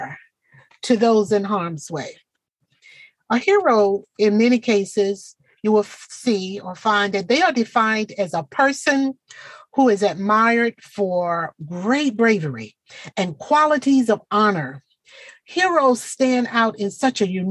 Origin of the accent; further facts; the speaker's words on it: Portsmouth, Virginia, United States; my hometown, Portsmouth, Virginia